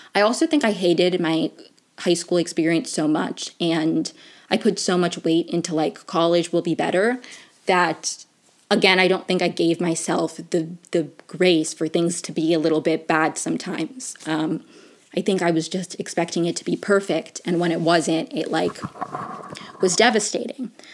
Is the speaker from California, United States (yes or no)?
no; Maryland, United States; I grew up in Maryland